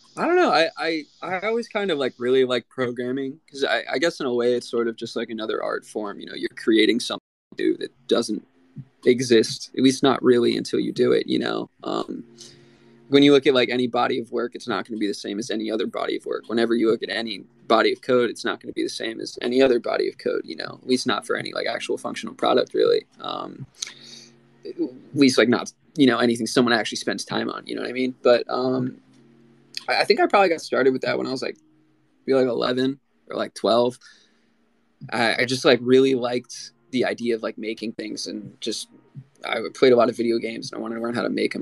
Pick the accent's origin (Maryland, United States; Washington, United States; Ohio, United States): Maryland, United States; I'm from Maryland on the east coast of the United States.